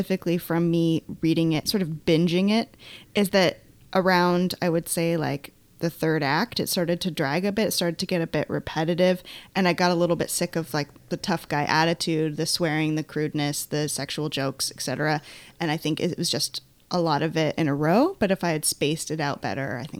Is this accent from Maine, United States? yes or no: yes; Maine, United States; Andrew and I grew up in Maine, specifically an island in Maine